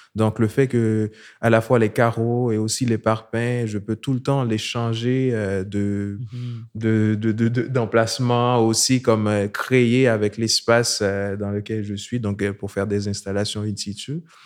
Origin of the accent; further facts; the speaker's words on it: Haiti; moved away as an adult; now in Montreal, Canada; je viens d'Haïti, euh, je vis à Montréal depuis 2011